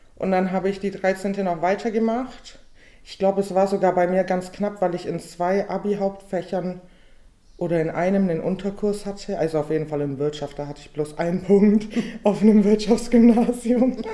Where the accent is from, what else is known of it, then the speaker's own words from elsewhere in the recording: Weißenhorn, Bavaria, Germany; also born or lived in Augsburg; now in Ulm, Germany; Ich bin gebürtige Weißenhornerin. Ich komme aus der schönen Fuggerstadt in Weißenhorn. ja, und da bin ich geboren und aufgewachsen.